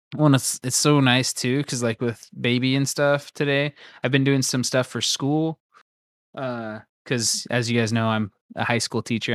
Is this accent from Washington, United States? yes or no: yes; Royal City, Washington, United States; Royal City football, the Royal Knights